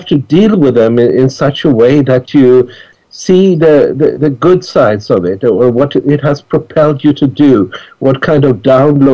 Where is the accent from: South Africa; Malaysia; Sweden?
Sweden; Stockholm, Stockholm County; moved away; I grew up in Stockholm